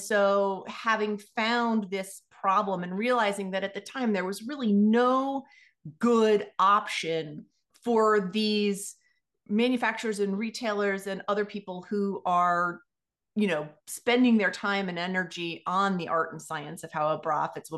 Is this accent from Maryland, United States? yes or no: no; Washington, District of Columbia, United States; also born or lived in Philadelphia / Los Angeles / New York / Indiana; I was born in Washington, D.C. So I'm actually a native Washingtonian, which is a fairly rare thing to find.